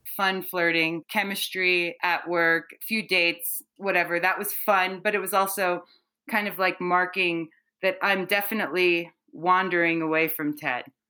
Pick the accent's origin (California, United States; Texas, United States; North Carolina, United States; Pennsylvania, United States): Pennsylvania, United States; Philadelphia; I'm from Philadelphia.